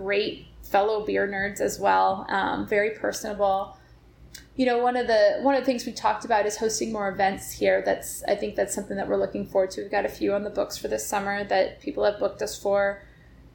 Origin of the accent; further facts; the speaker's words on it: Northwest Indiana, United States; also born or lived in Bloomington, Indiana; now in San Diego, United States; I'm from Northwest Indiana originally outside Chicago